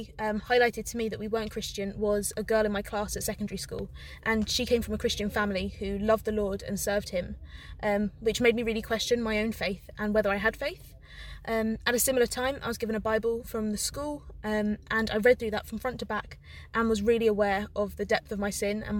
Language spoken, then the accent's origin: English; London, United Kingdom; moved away as an adult; also born or lived in Liverpool; I'm from London, but I studied in Liverpool for 4 years, so that's like my second home.